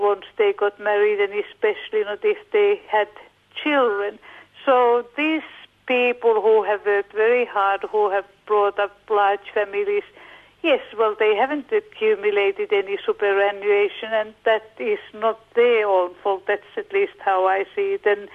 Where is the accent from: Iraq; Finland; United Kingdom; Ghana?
Finland; now in Australia; I come from Finland